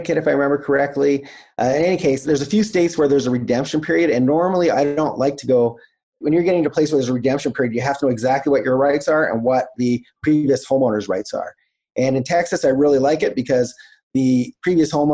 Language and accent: English; Canada; I'm Canadian